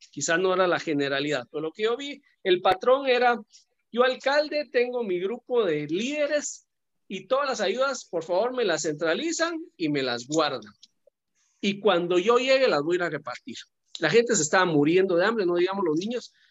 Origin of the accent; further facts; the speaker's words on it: Guatemala; aquí en Guatemala